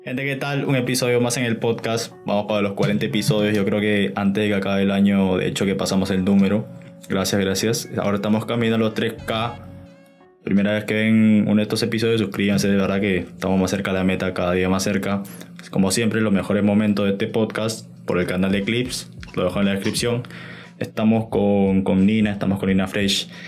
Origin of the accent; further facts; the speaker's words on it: Lima, Peru; yo también soy de Lima